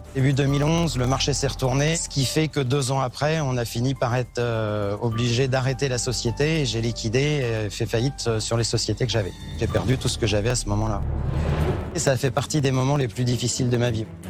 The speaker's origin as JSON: {"language": "French", "town": "Le Mans", "region": "Pays de la Loire", "country": "France", "moved": "yes", "lives_now": "Drôme, France", "said": "je viens du Mans"}